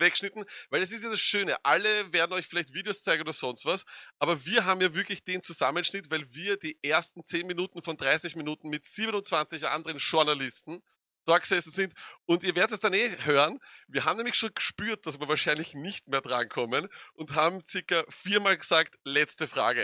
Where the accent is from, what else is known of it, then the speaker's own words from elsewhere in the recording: Austria; wir sind aus Österreich